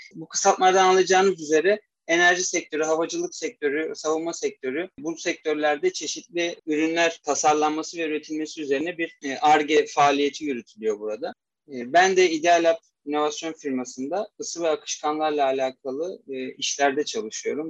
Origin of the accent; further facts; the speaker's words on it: Istanbul, Turkey; also born or lived in Erzurum; 1996 İstanbul doğumluyum. Aslen e, Erzurumluyum.